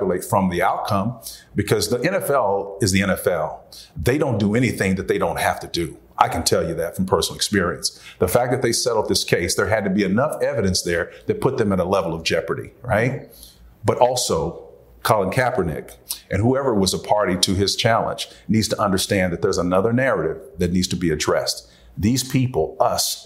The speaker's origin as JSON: {"language": "English", "town": "Tulsa", "region": "Oklahoma", "country": "United States", "tie": "born or raised there", "said": "I grew up in Tulsa, Oklahoma, North Tulsa."}